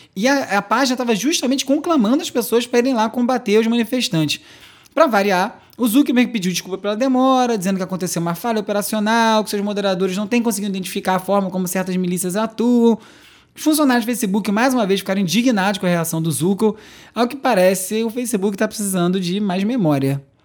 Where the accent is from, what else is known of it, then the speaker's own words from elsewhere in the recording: Rio de Janeiro, Brazil; now in São Paulo, Brazil; Eu sou carioca e vivo na capital paulista